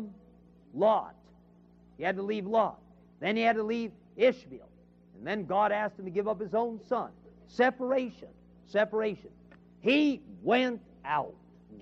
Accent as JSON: {"language": "English", "region": "California", "country": "United States", "also_born_or_lived": "Chicago", "moved": "as an adult", "lives_now": "Memphis, United States", "said": "I come from California"}